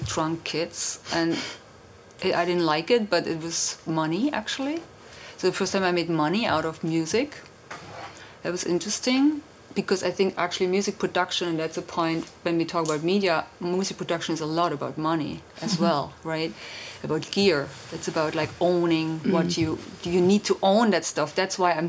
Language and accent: English; Germany; moved away as an adult; also born or lived in London / Berlin; I'm from East Germany, and the wall came down, and I was 19